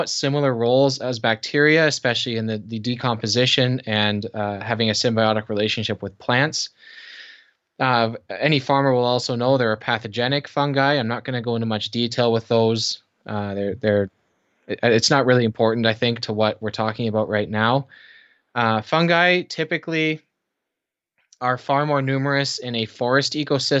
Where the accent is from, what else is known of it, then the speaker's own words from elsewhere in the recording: Canada; also born or lived in Kitchener, Ontario; I am Canadian, live in Kitchener, Ontario.